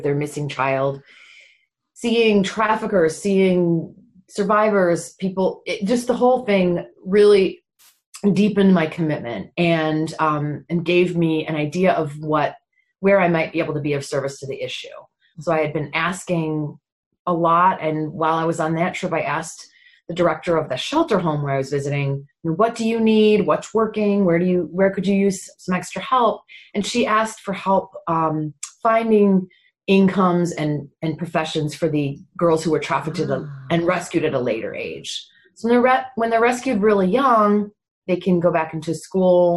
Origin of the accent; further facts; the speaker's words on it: just outside of Detroit, Michigan, United States; also born or lived in England; I came over to America from England with my parents when I was five, and I grew up just outside of Detroit